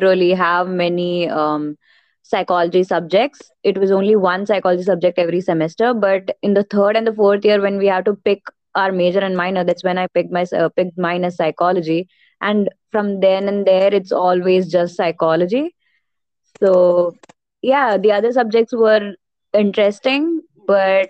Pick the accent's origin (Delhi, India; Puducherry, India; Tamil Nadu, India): Puducherry, India; now in Ahmedabad, India; I'm basically from Pondicherry, but I'm settled in Ahmedabad, Gujarat